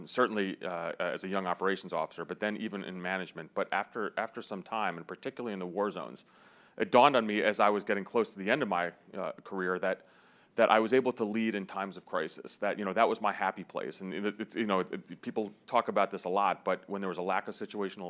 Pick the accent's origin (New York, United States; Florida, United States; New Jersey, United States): New Jersey, United States; also born or lived in Greece; I was a middle class kid growing up in New Jersey